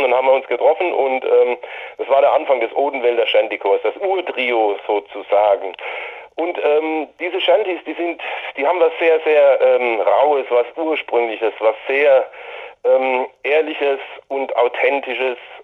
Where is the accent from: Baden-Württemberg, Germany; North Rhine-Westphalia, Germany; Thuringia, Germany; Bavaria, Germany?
Baden-Württemberg, Germany; Hirschberg an der Bergstraße; in meinem Heimatort und unserem Gründungsort in Hirschberg an der Bergstraße